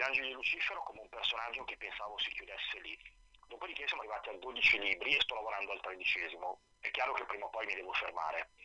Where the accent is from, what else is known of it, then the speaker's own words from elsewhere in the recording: Milan, Lombardy, Italy; moved away as an adult; now in Bergamo, Italy; a Milano, sono cresciuto, nato a Milano, vissuto a Milano 42 anni, sono da 5 anni a Bergamo